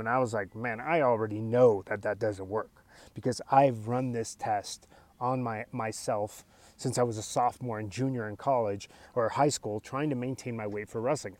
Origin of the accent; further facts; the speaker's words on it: United States; English is a second language; I'm a first generation American. They were immigrants